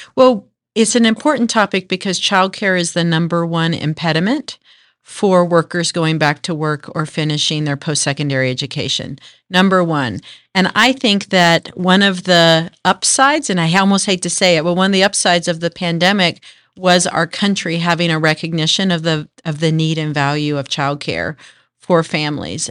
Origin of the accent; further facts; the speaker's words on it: Denton, Texas, United States; also born or lived in Manhattan, Kansas / Japan; I grew up, uh, in the D, Dallas, Fort Worth area in a, what was a little town called Denton.